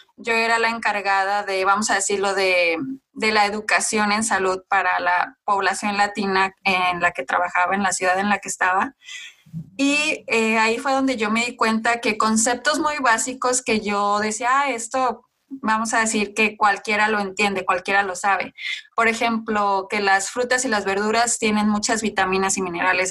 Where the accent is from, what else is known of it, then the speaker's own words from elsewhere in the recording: Mexico; mi parte de, de nacimiento, o sea, de dónde soy yo, o mexicana